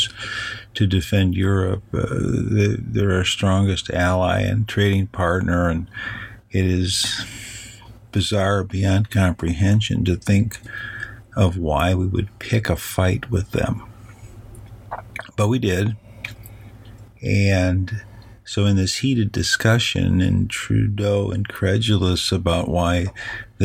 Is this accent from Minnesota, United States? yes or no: no; Chicago, Illinois, United States; I'm from Chicago